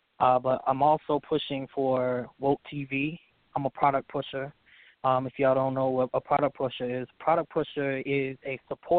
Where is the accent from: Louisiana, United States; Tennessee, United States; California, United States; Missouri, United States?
Tennessee, United States; Memphis; So, like, nobody believes I'm from Memphis, basically. I don't sound like I'm from Memphis. I don't talk like I'm from Memphis.